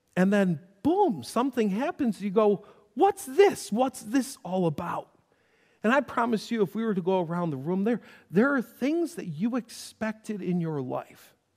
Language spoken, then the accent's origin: English; North Tonawanda, New York, United States; when I refer to my hometown, I refer to North Tonawanda, the place I was born